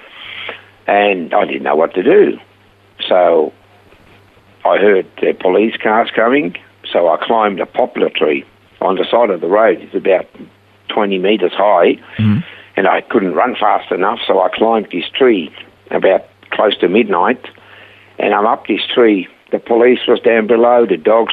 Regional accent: Switzerland; English is a second language; moved away as an adult; now in Australia; I was born in Switzerland many, many years ago.

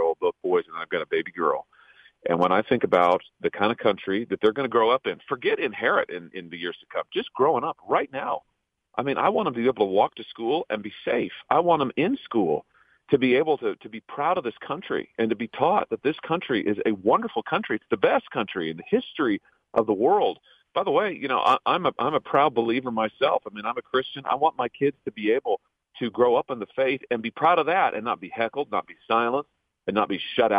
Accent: Missouri, United States; my home state of Missouri

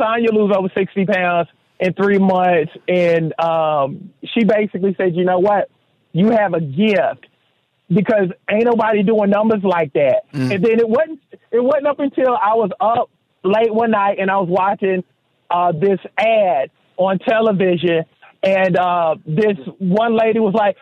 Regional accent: Seneca, South Carolina, United States; growing up in Seneca, South Carolina

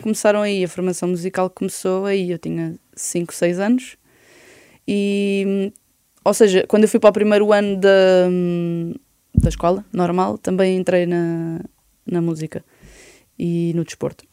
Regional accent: Oeiras, Lisbon, Portugal; also born or lived in Belas / Benfica, Lisbon; now in Lisbon, Portugal; E depois vivi três anos em Belas, depois fui para Oeiras e fiquei em Oeiras uh, barra Porto Salvo

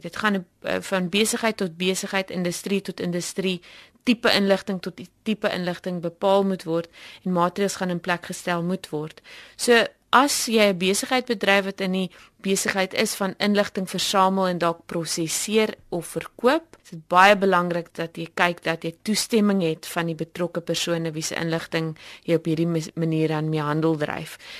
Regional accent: South Africa; as Suid-Afrikaners

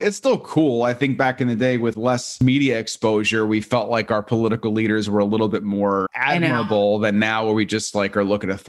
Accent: Long Island, New York, United States; I'm from Long Island.

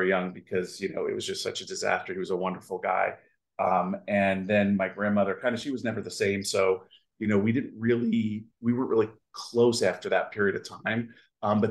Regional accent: New York City, New York, United States; also born or lived in Seattle; now in Florida, United States; we grew up in Brooklyn and we really didn't have much in the way of means

